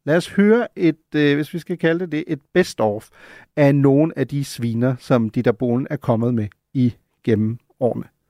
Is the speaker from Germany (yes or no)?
yes; Germany; now in Copenhagen, Denmark; som en, der er født og opvokset i Tyskland